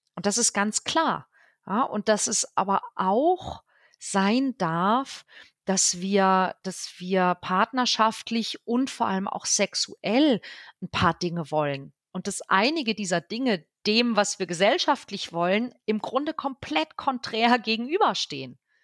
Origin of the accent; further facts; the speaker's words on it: Northern Germany, Germany; mir als Norddeutsche